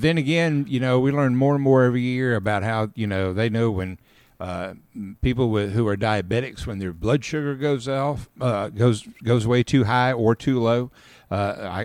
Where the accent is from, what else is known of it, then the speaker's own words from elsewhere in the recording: Caledonia, Mississippi, United States; I grew up in Caledonia, Mississippi, just outside of Columbus and Columbus Air Force Base